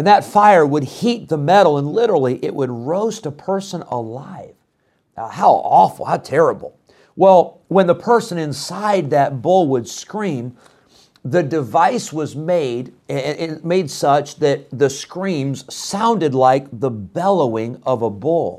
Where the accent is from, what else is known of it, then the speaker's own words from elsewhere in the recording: Illinois, United States; I grew up in Illinois.